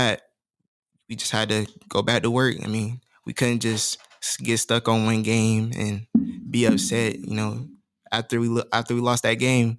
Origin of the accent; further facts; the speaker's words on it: Georgia, United States; because like I'm from Georgia.